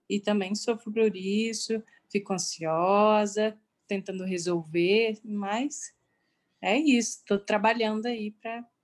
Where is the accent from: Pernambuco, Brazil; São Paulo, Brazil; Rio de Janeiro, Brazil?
São Paulo, Brazil; Ribeirão Preto; Sou de Ribeirão Preto.